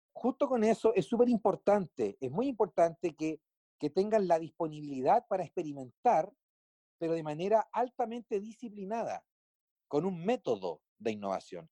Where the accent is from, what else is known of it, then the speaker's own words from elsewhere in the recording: Chile; En mi país, Chile, se innova